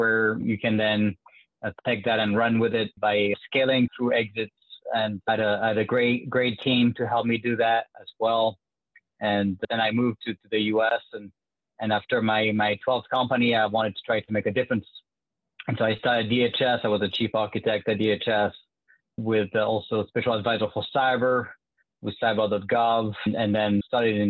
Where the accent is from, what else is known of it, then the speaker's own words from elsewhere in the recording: France; accent: French; English is a second language; moved away as an adult; now in United States; you can tell with my French accent that I was not born in the U.S. I moved to the U.S. about 10 years ago now.